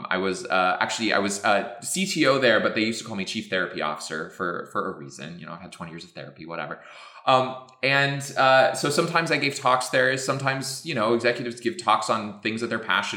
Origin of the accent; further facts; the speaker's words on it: New Mexico, United States; moved away; I'm from New Mexico originally